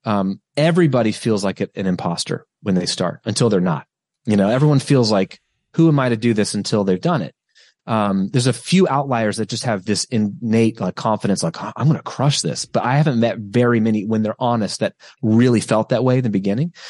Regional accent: United States

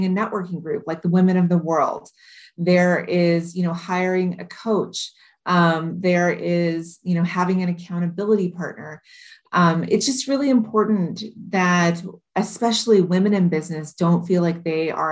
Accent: Modesto, California, United States; also born or lived in Iowa; now in Hawaii, United States; I was born and raised in Modesto, California in the United States

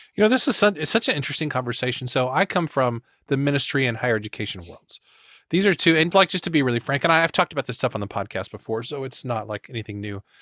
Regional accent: Missouri, United States; I'm from Missouri

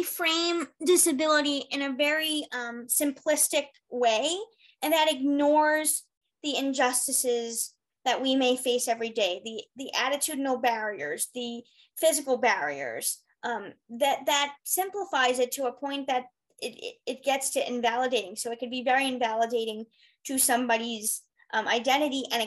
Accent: New York, United States; moved away as an adult; also born or lived in Arizona; I'm from New York and I moved to go to school

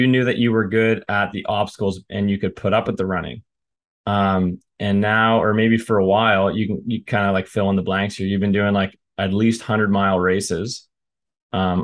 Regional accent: Canada; I'm from Canada

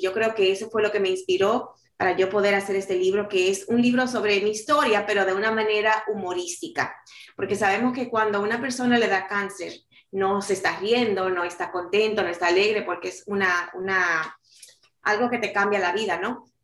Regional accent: New York City, New York, United States; also born or lived in Dominican Republic; yo nací en República Dominicana y me crié en la ciudad de Nueva York, llegué a los cuatro años y ahí pues hice toda una vida

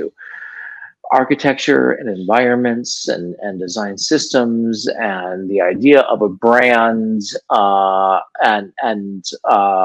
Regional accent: Los Angeles, California, United States; Born and raised in Los Angeles

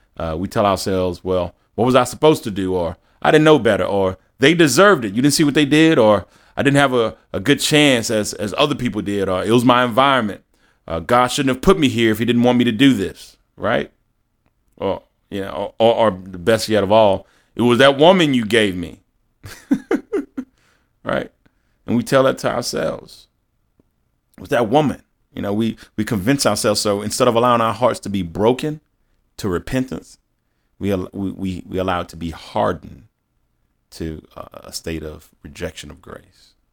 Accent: Baton Rouge, Louisiana, United States; moved away as an adult; also born or lived in East Coast; I born and raised in Baton Rouge. I moved out to the East Coast

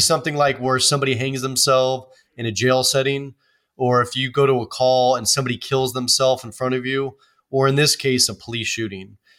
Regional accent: Oakland, California, United States; I grew up in Oakland, California, which is a big city

